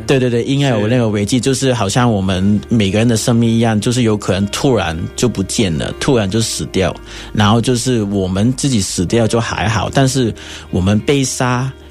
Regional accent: Hong Kong; moved away as an adult; now in Taiwan; 然后有可能就是回香港，然后换身份证

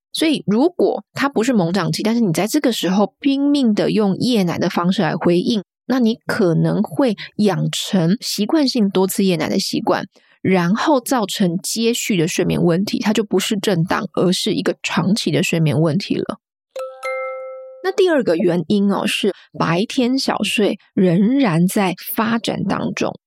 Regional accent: Kaohsiung, Taiwan; now in United Kingdom; 我是台湾南部人，我是高雄人

